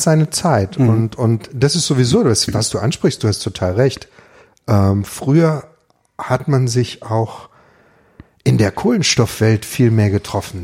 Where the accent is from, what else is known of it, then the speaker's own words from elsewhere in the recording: Ravensburg, Baden-Württemberg, Germany; das ist meine Heimatstadt